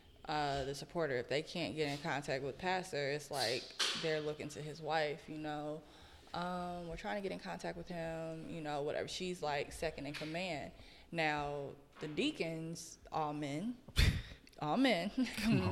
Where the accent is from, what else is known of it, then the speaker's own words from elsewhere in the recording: Gary, Indiana, United States; the church that I grew up in Gary